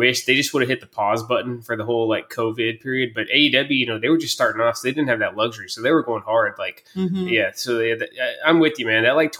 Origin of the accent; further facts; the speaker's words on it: Bowling Green, Kentucky, United States; We're both from Bowling Green, Kentucky, man. So like, you know, we grew up going to like Holiday World